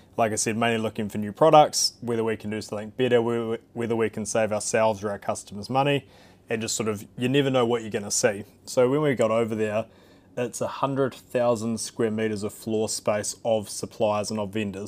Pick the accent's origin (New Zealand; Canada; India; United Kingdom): New Zealand